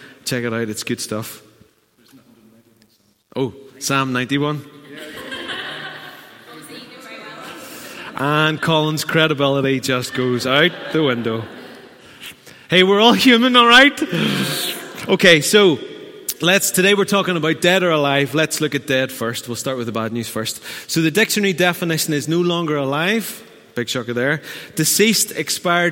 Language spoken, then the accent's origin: English; Newtownards, Northern Ireland, United Kingdom; I'm from Newton Ards